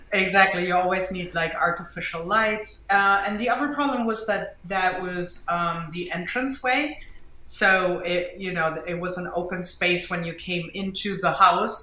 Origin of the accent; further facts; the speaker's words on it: Germany; accent: German; English is a second language; now in Jersey City, United States; I'm from Germany, as you can hear from my accent